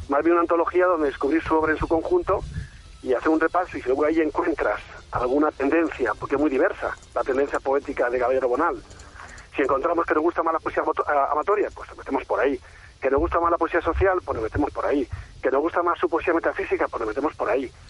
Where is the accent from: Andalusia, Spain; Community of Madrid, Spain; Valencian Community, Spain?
Andalusia, Spain; Soy el un andaluz, eh, obtener ese galardón también es algo que, hace mención donde puede y cuando puede.